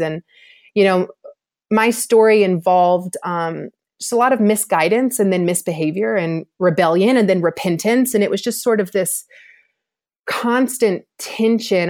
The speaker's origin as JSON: {"language": "English", "region": "Georgia", "country": "United States", "tie": "born or raised there", "also_born_or_lived": "Louisiana", "said": "I grew up here in Georgia"}